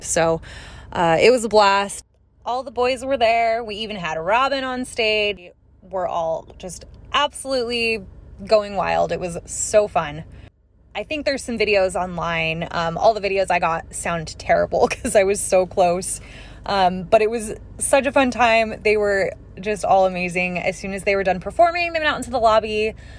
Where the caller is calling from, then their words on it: Phoenix, Arizona, United States; I'm calling from Phoenix